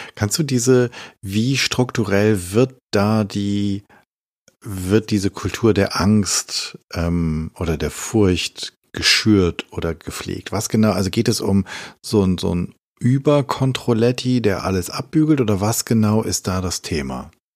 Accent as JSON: {"language": "German", "town": "Hameln", "region": "Lower Saxony", "country": "Germany", "tie": "born or raised there", "said": "in meinem Heimatdorf Hameln"}